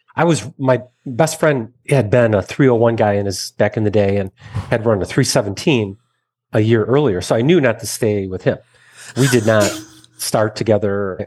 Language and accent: English; Michigan, United States; Growing up in Michigan, got a scholarship to college